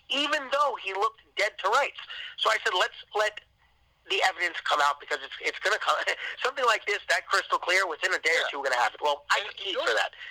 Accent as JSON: {"language": "English", "town": "New York City", "region": "New York", "country": "United States", "tie": "born or raised there", "said": "the Staten Island Advance, you know, my hometown"}